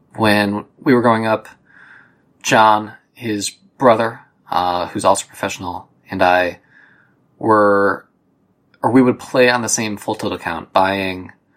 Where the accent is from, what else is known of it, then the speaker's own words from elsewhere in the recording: Ohio, United States; you and I grew up together in Ohio